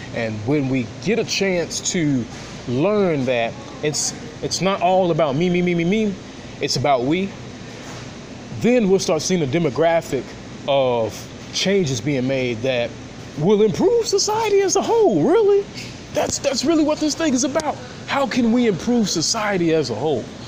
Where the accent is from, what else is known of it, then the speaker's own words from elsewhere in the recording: Nashville, Tennessee, United States; born and raised in Nashville, Tennessee